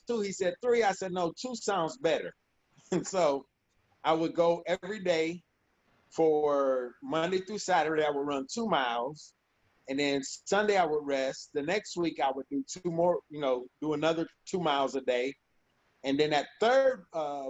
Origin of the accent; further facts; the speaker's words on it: Ohio, United States; I grew up in Ohio